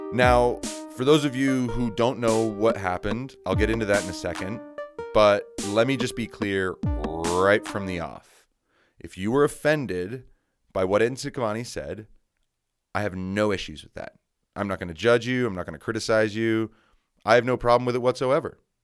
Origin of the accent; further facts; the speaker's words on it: United States; Soy Americano. I'm American